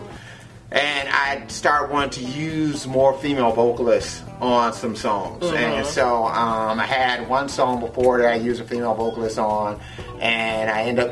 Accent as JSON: {"language": "English", "town": "Henderson", "region": "Nevada", "country": "United States", "tie": "born or raised there", "also_born_or_lived": "Detroit", "moved": "yes", "said": "I was born in Henderson, Nevada"}